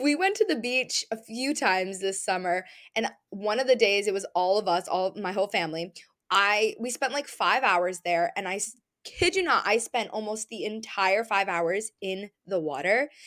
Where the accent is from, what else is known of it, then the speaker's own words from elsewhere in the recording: New England, United States; growing up in New England, growing up in a beach area